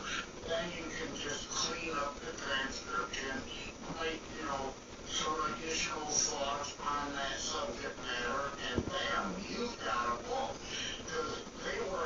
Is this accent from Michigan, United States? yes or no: yes; Detroit, Michigan, United States; I'm from the Detroit, Michigan area